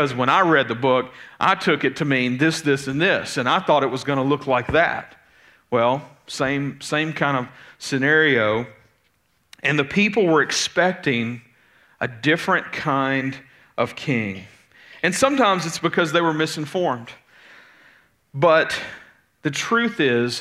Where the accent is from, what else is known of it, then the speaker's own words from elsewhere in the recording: Jolton, United States; now in Pleasant View; I grew up in Jolton